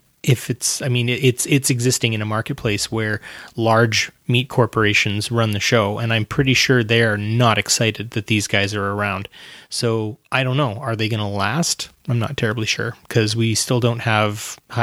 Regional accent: Alberta, Canada; we're from Alberta

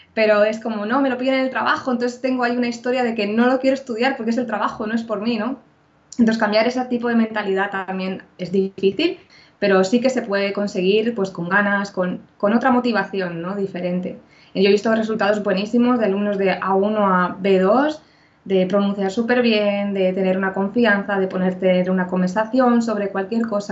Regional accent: Spain; yo también soy española

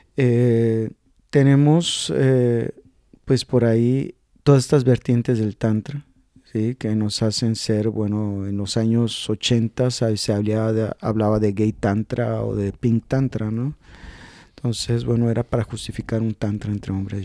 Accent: Mexico; yo soy de México

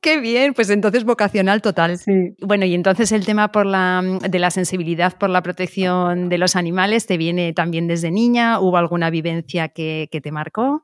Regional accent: Biscay, Basque Country, Spain; en Vizcaya, que también es mi tierra

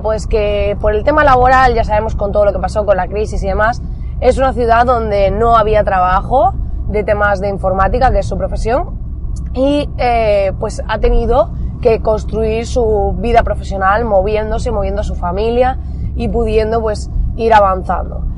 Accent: Almería, Andalusia, Spain; somos de Almería, para aquellos que no lo sepáis, al sur de España

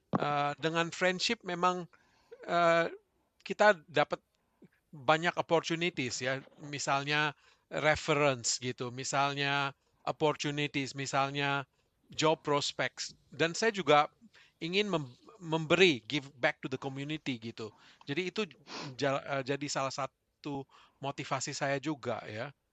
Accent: Indonesia; moved away as an adult; now in Melbourne, Australia; kami dari Indonesia itu punya waktu punya teman-teman dekat di Indonesia gitu. Begitu kami ke Melbourne, mempunyai keluarga

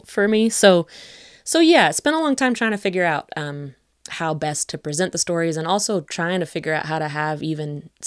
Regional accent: West Virginia, United States; moved away as an adult; also born or lived in Western Massachusetts; But I grew up in West Virginia. I grew up mostly on the border of Greenbrier and Pocahontas counties.

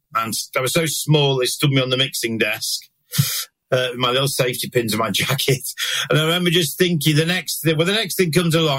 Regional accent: Manchester, North West England, United Kingdom; growing up in Manchester, north of England in the 80s

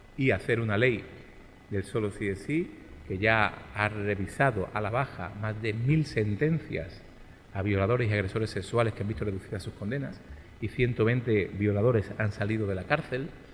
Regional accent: Málaga, Andalusia, Spain; aquí en mi ciudad, en mi tierra, en la que siempre digo que hoy vuelvo a Málaga. Y digo mal, porque yo nunca vuelvo a Málaga

